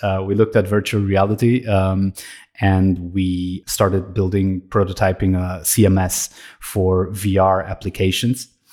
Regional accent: Romania; now in Austria; I'm originally from Romania. I'm living in Austria.

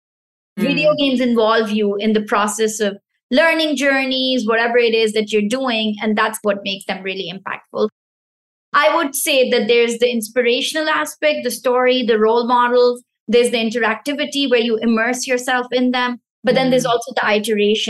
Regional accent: Pakistan; first language Pashto; English is a second language; moved away; the Pashto language, which is my mother tongue. So I'm originally from Pakistan

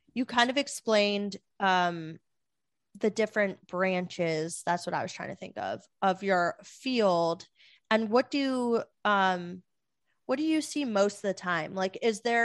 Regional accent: Florida, United States; I grew up in Florida.

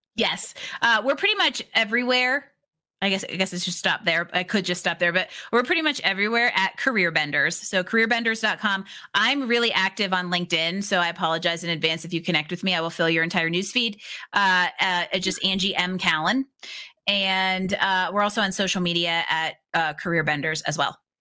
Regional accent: Pittsburgh, Pennsylvania, United States; I grew up in Pittsburgh

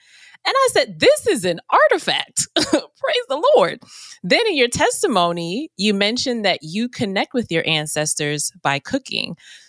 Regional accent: the North, United States; I'm from the North.

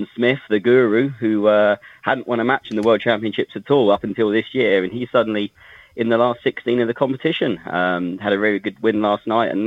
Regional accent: East Anglia, East of England, United Kingdom; being an East Anglian person

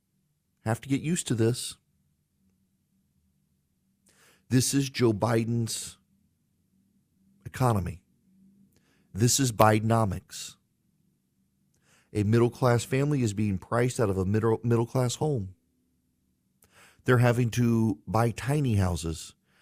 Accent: Dubai, United Arab Emirates; also born or lived in Louisiana, United States; Like I grew up in Dubai, but we would come home in the summer, and I was born in South Louisiana in plantation country

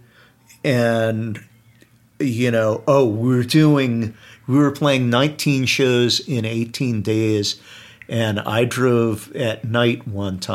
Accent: New Jersey, United States; I'm from New Jersey

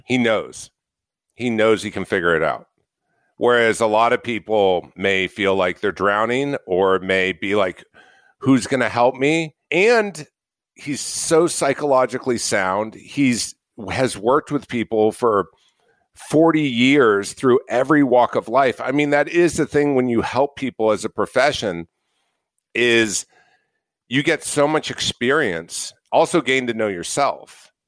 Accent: Orange County, California, United States; I grew up in Orange County, California

